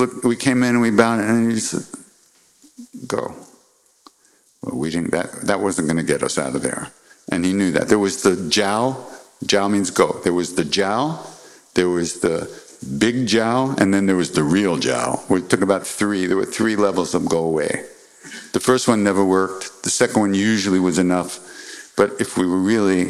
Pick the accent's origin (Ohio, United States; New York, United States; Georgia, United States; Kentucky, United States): New York, United States; New York City; also born or lived in Long Island; I was born in Manhattan